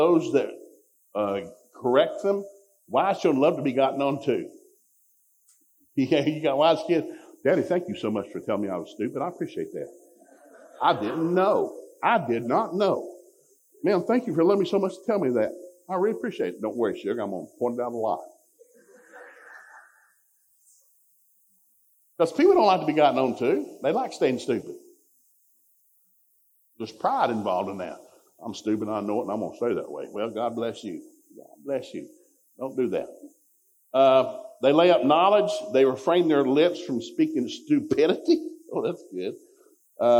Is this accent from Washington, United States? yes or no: no; Ducktown, Tennessee, United States; We grew up in Ducktown, Tennessee